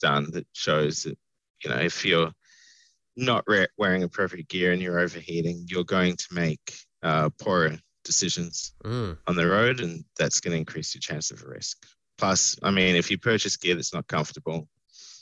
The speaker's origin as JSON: {"language": "English", "region": "New South Wales", "country": "Australia", "said": "I'm from New South Wales"}